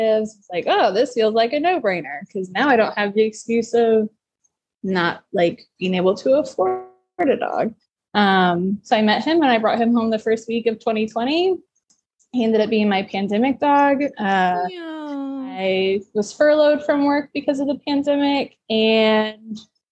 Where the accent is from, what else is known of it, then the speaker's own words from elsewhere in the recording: Nashville, Tennessee, United States; also born or lived in Los Angeles, United States / Burbank, United States; I'm born and raised in Nashville, and then I moved to LA right after college for a couple years and moved back home